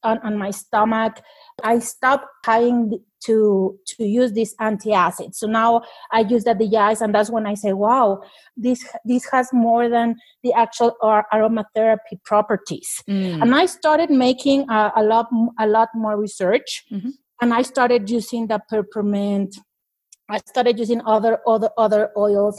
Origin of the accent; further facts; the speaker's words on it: Mexico; I'm from Mexico